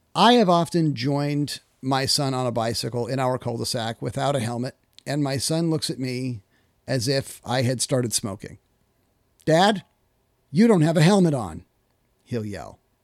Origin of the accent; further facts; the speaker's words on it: Kittitas, Washington, United States; I grew up in Kittitas, Washington